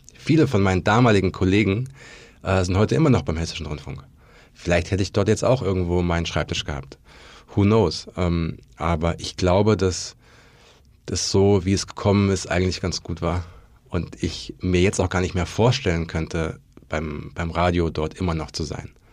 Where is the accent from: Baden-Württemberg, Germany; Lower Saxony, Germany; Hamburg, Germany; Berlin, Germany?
Berlin, Germany; ich komme aus Berlin.